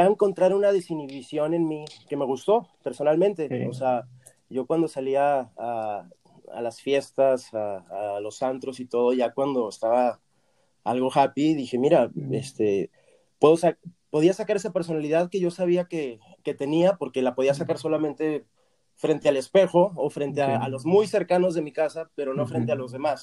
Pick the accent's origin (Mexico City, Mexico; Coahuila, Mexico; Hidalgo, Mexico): Coahuila, Mexico; Torreón; moved away as an adult; also born or lived in Argentina / Virginia, United States; now in Los Angeles, United States; yo estoy fuera de Torreón 20 años exactamente, porque yo me fui en el 2001 de Torreón